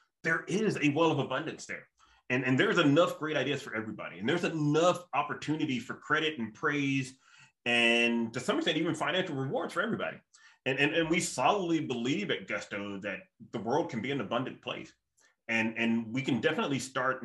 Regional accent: the South, United States; moved away; like me as a Southerner

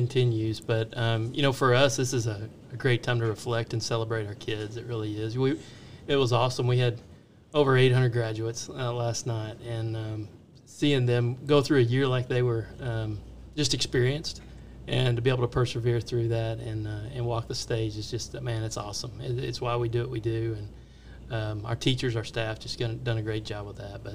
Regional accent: Wylie, Texas, United States; moved back to my hometown of Wiley for a while there

